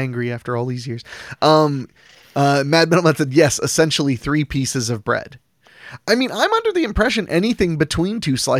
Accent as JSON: {"language": "English", "town": "Philadelphia", "region": "Pennsylvania", "country": "United States", "said": "Beings that … and I hail from Philly, do you consider a cheesesteak a sandwich?"}